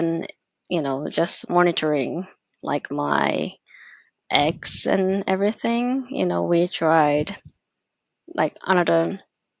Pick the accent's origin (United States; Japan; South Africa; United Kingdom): Japan; I'm from Japan.